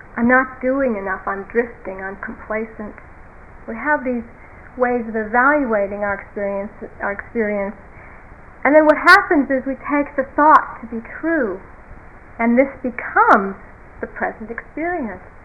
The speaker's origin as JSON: {"language": "English", "country": "United States", "said": "being American"}